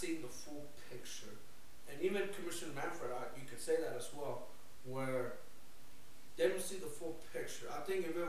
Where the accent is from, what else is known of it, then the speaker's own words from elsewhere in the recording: Arizona, United States; As someone who lives in Arizona, born and raised in Arizona